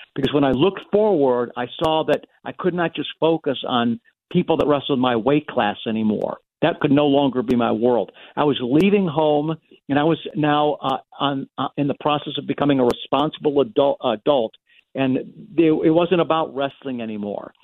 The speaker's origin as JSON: {"language": "English", "country": "United States", "said": "as an American"}